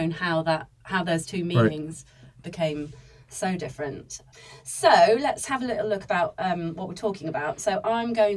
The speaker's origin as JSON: {"language": "English", "region": "Wales", "country": "United Kingdom", "said": "I am actually Welsh"}